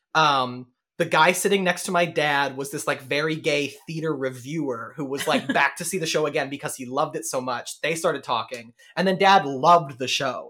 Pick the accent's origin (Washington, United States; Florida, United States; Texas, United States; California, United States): Texas, United States; Denton; moved away; growing up, Denton had two high schools, and then three by the time we left